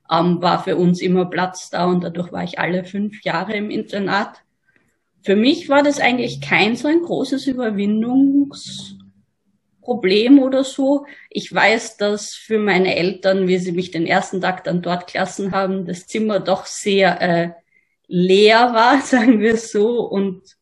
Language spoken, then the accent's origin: German; Graz, Styria, Austria; Ich bin bei meinem Elternhaus in Graz aufgewachsen.